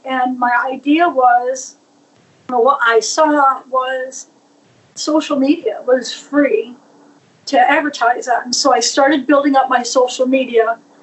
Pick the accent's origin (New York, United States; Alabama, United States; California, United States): New York, United States; born or raised there